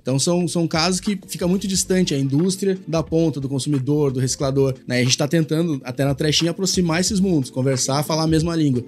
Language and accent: Portuguese; Porto Alegre, Rio Grande do Sul, Brazil; eu como porto-alegrense, né, e, e, gaúcho, tenho um pouco de bairrismo